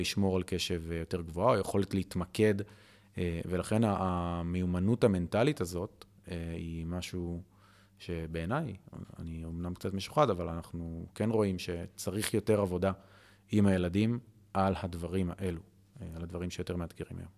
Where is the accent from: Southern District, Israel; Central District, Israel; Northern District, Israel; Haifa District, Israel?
Central District, Israel; Ra'anana; moved away as an adult; also born or lived in Tel Aviv; now in Kfar Vitkin, Israel; אני מרעננה